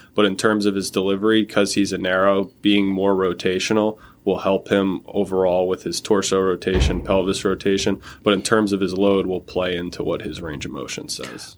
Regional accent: Toms River, New Jersey, United States; I'm from Tom's River, New Jersey. I played at Tom's River South

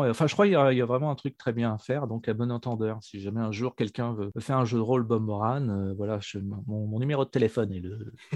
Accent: Neuville-lès-Dieppe, Normandy, France; à Neuville, près de Dieppe. C'est là où je suis né, c'est là où j'ai grandi et c'est là où je vis maintenant

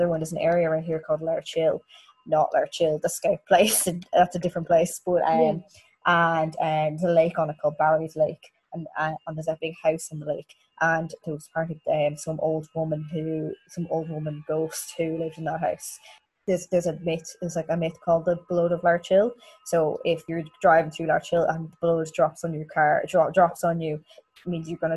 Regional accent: County Meath, Ireland; I said I was from Meath

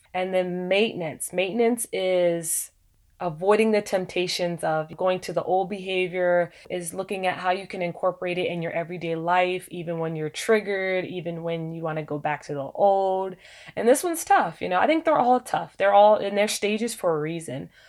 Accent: United States; being African American

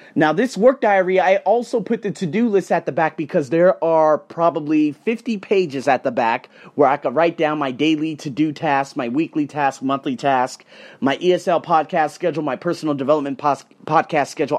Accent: United States; I'm from America

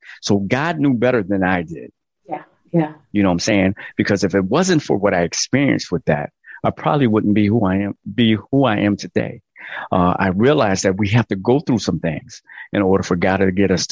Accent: Connecticut, United States; I'm from Connecticut and I seen my mother go to work and snow up to her knees

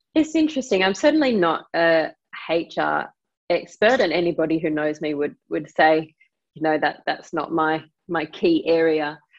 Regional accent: Australia; now in London, United Kingdom; I'm Australian

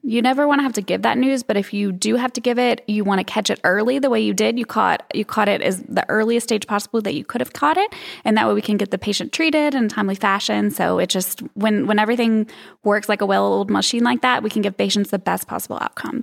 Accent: East End, Arkansas, United States; also born or lived in Hot Springs, Arkansas; I grew up in Arkansas, um, a little south of Little Rock in a teeny, teeny town called East End

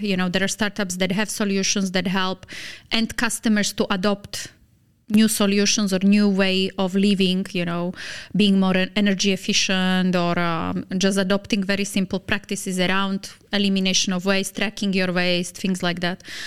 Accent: Slovakia; moved away as an adult; also born or lived in Lebanon / Dubai; Slovakia, my home country

